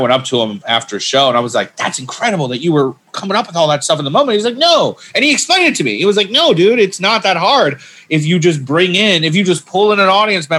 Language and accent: English; Michigan, United States; I grew up in Michigan, small town.